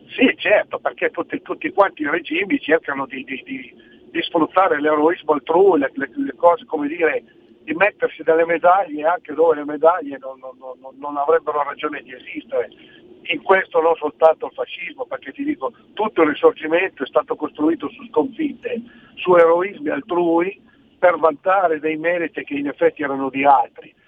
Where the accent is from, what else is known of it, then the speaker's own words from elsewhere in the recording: Novara, Piedmont, Italy; io sono di Novara